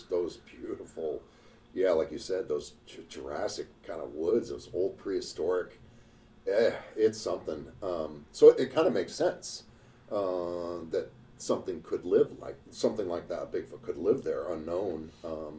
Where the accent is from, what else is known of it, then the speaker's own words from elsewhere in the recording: Juneau, Alaska, United States; Juneau, my hometown